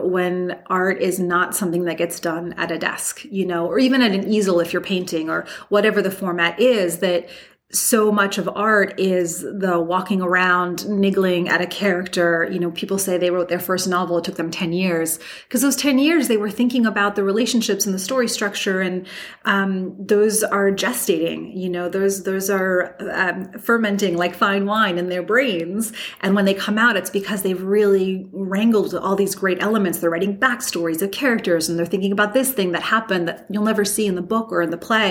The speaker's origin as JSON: {"language": "English", "region": "New York", "country": "United States", "moved": "yes", "said": "I'm just a New Yorker everywhere I go"}